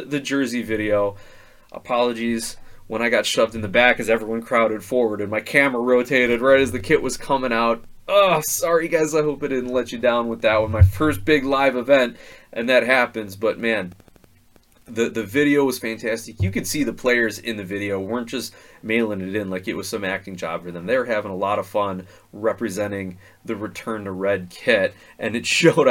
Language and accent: English; Indiana, United States; now in Chicago, United States; I used to work at a fireworks store for, you know, 6 or 7 years growing up in Indiana